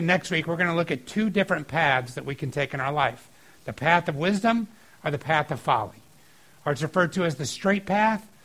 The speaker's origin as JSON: {"language": "English", "area": "outside of Atlanta", "region": "Georgia", "country": "United States", "tie": "born or raised there", "said": "I grew up outside of Atlanta"}